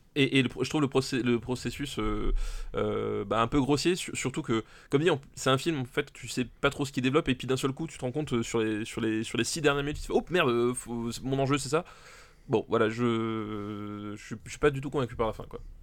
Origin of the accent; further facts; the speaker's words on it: Alsace, Grand Est, France; je suis, je suis originaire d'Alsace.